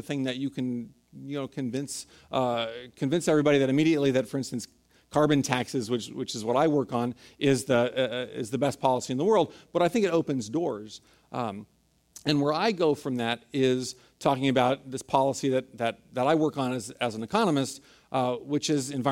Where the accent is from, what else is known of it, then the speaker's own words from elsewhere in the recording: San Francisco, California, United States; I grew up in San Francisco, was born and raised here